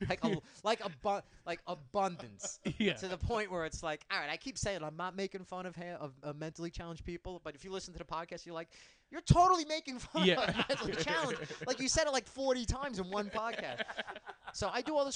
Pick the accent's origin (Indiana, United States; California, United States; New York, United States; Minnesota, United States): New York, United States; Bethpage; I grew up in Bethpage.